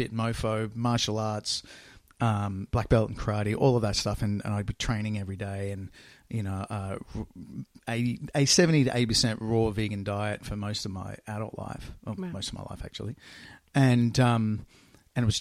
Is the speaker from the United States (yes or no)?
no; Australia; I grew up in Australia